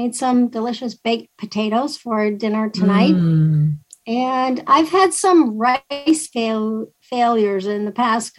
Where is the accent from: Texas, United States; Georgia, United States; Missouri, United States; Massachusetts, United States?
Massachusetts, United States; I'm from Massachusetts